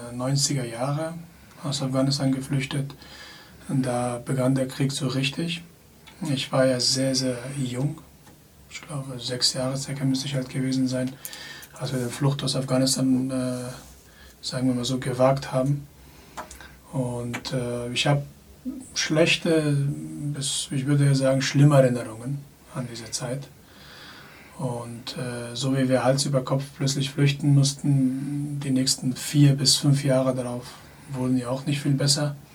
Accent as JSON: {"language": "German", "town": "Munich", "region": "Bavaria", "country": "Germany", "said": "Ich komme hier aus München, bzw. wohne in München, habe zwei Kinder"}